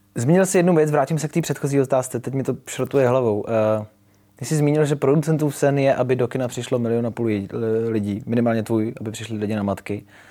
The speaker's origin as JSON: {"language": "Czech", "country": "Czechia", "said": "jako Češi filmaři"}